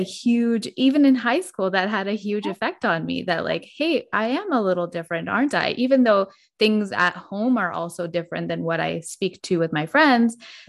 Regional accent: a northern Canadian town, Northern Canada, Canada; I grew up in a northern Canadian town.

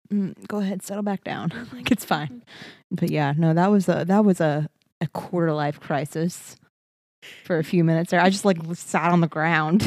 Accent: Beaumont, Texas, United States; moved away; Every time I go home to Beaumont, I feel like my accent comes out a little bit more.

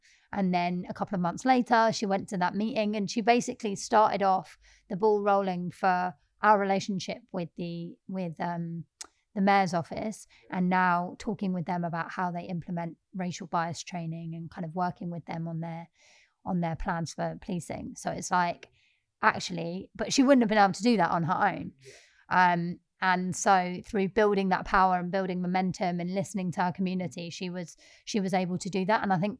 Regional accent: Peckham, London, United Kingdom; we're young, we're black, we're working class, we're from Peckham.

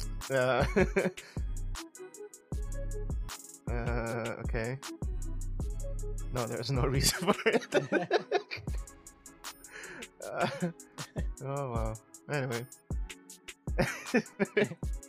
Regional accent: Ethiopia; moved away; where I grew up from in Ethiopia

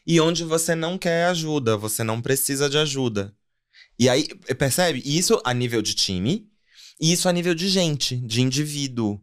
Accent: Pará, Brazil; moved away as an adult; also born or lived in São Paulo; now in Mongaguá, Brazil; eu sou paraense de nascimento, vim parar nessa selva de pedra 11 anos atrás

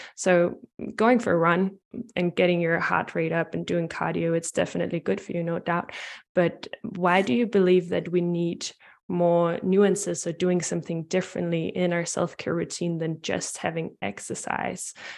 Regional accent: Denmark; I'm from Denmark and Europe

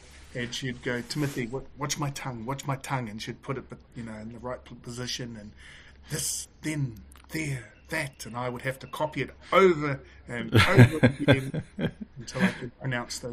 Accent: Auckland, New Zealand; I grew up here in West Auckland

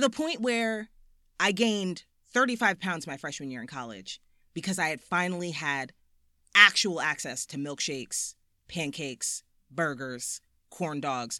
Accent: South Orange, New Jersey, United States; I'm from South Orange, New Jersey, which is, like, a quaint little suburb fifteen minutes outside of Manhattan by train

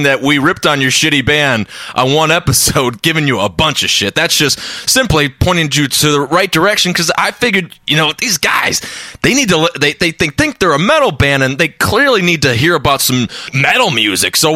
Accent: Ohio, United States; I'm from Ohio

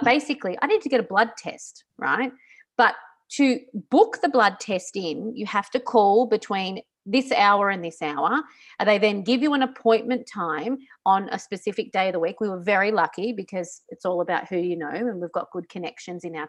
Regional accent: Australia; also born or lived in Singapore; now in Italy; I'm still Australian

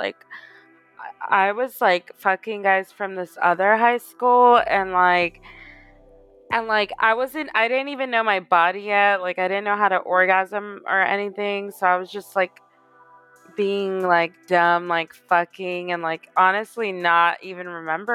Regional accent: Houston, Texas, United States; moved away as an adult; also born or lived in Katy, Texas; now in Los Angeles, United States; I'm from Houston, born and raised

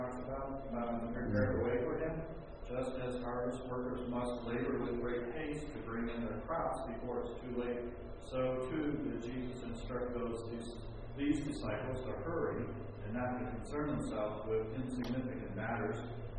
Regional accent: California, United States; So the stories we hear about Oregon is from California. So either they don't know we're from California

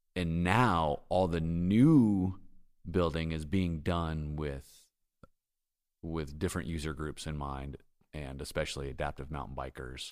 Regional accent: San Diego, California, United States; moved away as an adult; now in Bentonville, United States; I'm from San Diego.

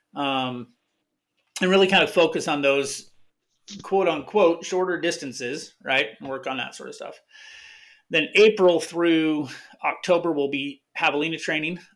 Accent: Arizona, United States; I'm from Arizona

